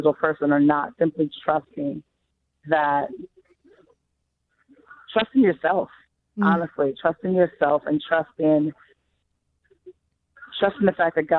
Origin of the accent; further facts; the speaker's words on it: Long Island, New York, United States; We were both born in the States. We were raised in Long Island